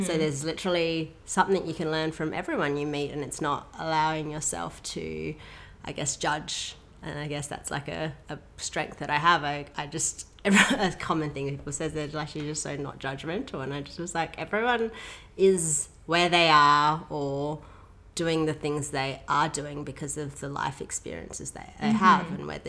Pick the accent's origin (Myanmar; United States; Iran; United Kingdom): Myanmar; Yeah, so I was raised in Burma, which is called Myanmar now, for those who are unaware of it. It's next to Thailand, and it's one of the birthplaces of Buddha.